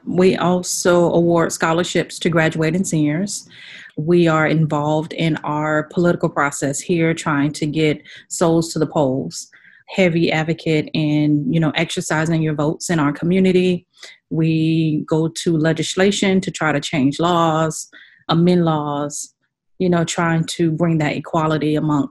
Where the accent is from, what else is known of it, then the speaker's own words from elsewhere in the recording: Sarasota, Florida, United States; Sarasota, Florida.